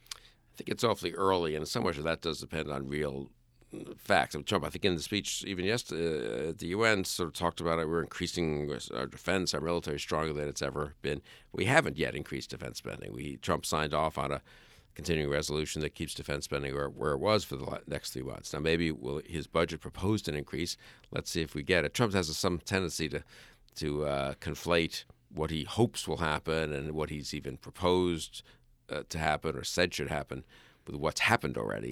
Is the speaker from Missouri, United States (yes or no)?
no; New York, United States; moved away; I grew up in New York